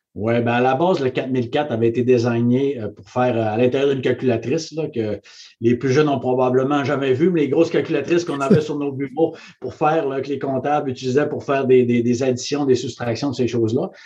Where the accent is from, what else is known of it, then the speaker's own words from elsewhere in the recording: Saguenay, Quebec, Canada; moved away; je suis parti du Saguenay, puis euh, devenu président pour le, le Canada